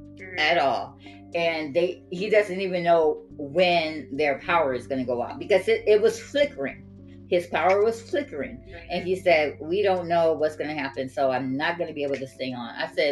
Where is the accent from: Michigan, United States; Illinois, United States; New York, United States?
Michigan, United States; Detroit; moved away; my hometown of Detroit, Michigan